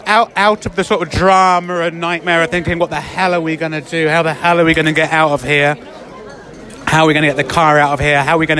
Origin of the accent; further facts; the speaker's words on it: England, United Kingdom; you're Ecuadorian, I'm English, so we're quite obviously not from around here.